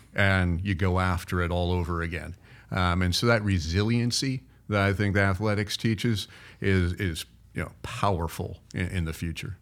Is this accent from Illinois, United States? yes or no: no; Cincinnati, Ohio, United States; also born or lived in Florida; now in Iowa, United States; I grew up in Cincinnati